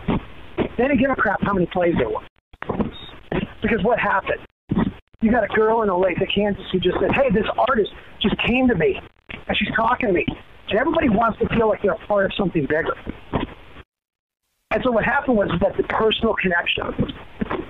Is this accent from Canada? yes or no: yes; Canada; I'm from Canada.